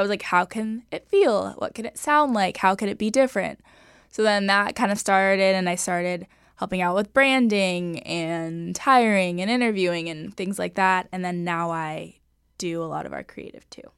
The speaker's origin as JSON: {"language": "English", "town": "Los Angeles", "region": "California", "country": "United States", "tie": "born or raised there", "said": "Los Angeles, Sherman Oaks. Um, grew up here my whole life"}